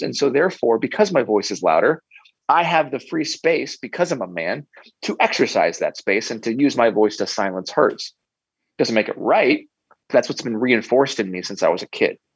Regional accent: United States; growing up in America

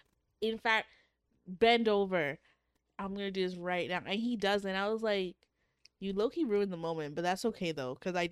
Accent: Canada; as a Canadian

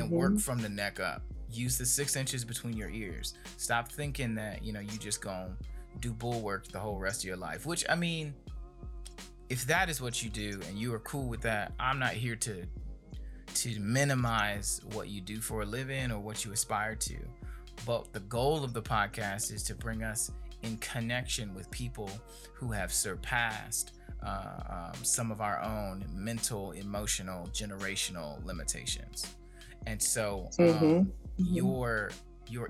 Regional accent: Gary, Indiana, United States; coming from where I'm from Gary, Indiana

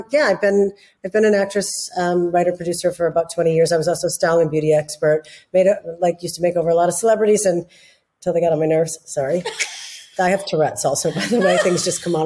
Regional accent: United States; I'm an American actress

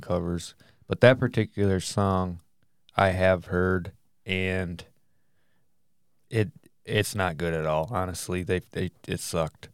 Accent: Michigan, United States; we're from Michigan

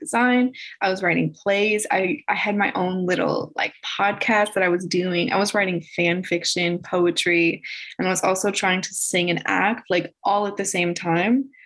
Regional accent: Chicago, Illinois, United States; I'm from Chicago

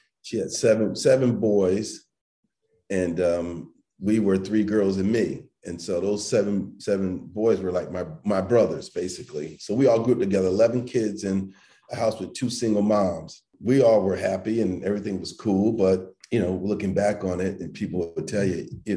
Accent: Springfield, Massachusetts, United States; I grew up in Springfield, Massachusetts

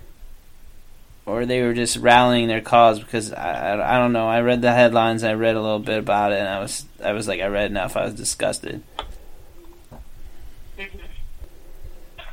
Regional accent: Virginia, United States; that's my home state

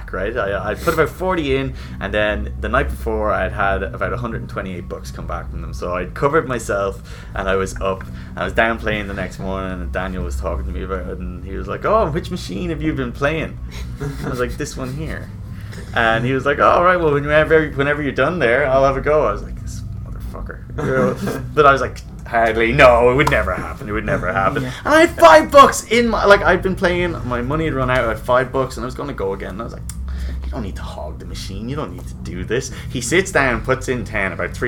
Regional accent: Ireland; moved away as an adult; now in Canada; I come from Ireland

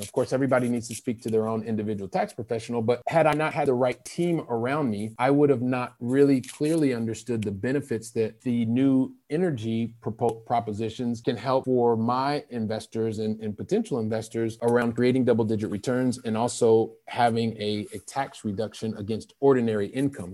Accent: Ohio, United States; moved away as an adult; also born or lived in Saint Louis, Missouri; now in Paris, France; I'm originally from Ohio

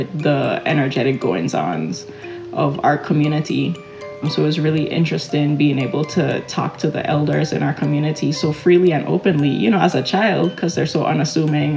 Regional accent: Charlotte Amalie, St. Thomas, U.S. Virgin Islands; I grew up in and around Frenchtown. I lived in Frenchtown for a couple of years between elementary school and middle school.

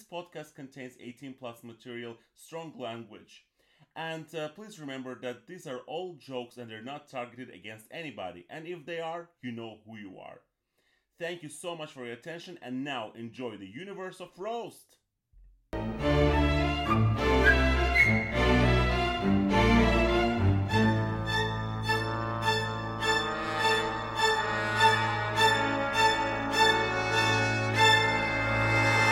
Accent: Azerbaijan; now in Berlin, Germany; I'm from Azerbaijan

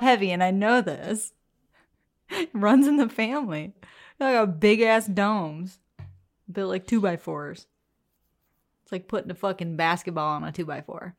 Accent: Appalachia, United States; We are Appalachian

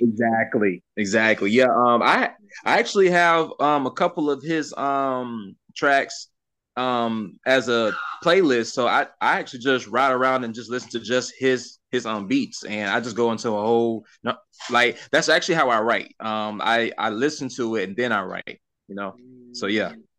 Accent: Sumter County, South Carolina, United States; also born or lived in Darlington, South Carolina / Lake City, South Carolina / Lynchburg, South Carolina / Mount Pleasant, South Carolina; now in Florida, United States; I grew up in Sumter County.

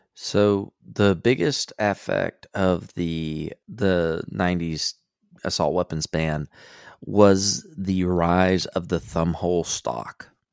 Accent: Southeast Texas, United States; I grew up in Southeast Texas

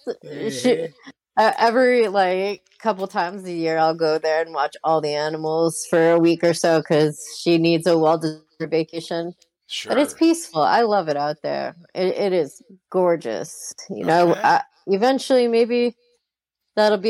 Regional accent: New Jersey, United States; also born or lived in New York; We grew up in New Jersey primarily

